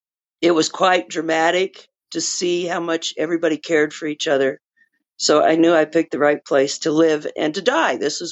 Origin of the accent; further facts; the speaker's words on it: New Mexico, United States; born there; also born or lived in Texas; Okay, so I was born in New Mexico, outside of Albuquerque. I've always been in love with the mountains. I spend as much time out in the backcountry as I can. I lived in Texas for 35 years.